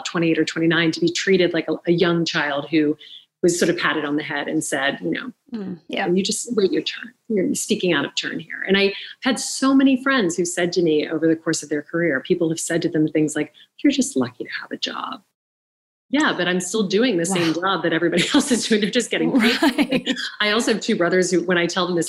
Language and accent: English; the South, United States; I grew up in the South. My mom is British.